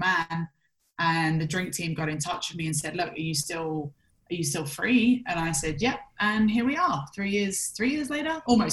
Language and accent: English; London, United Kingdom; moved away as an adult; I'm originally from London and I left the UK at around 23.